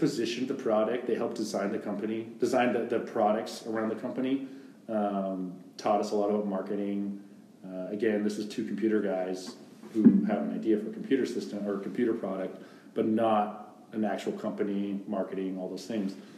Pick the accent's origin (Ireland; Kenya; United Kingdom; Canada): Canada; moved away as an adult; now in Texas, United States; being a Canadian living in the states lawfully